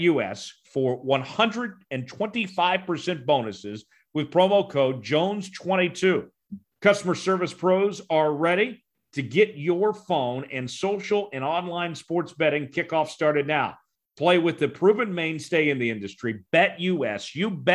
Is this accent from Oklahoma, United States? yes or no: yes; Tulsa, Oklahoma, United States; my hometown in Tulsa